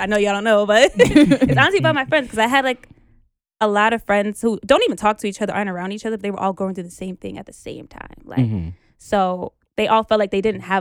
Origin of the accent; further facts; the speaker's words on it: New York City, New York, United States; I'm from New York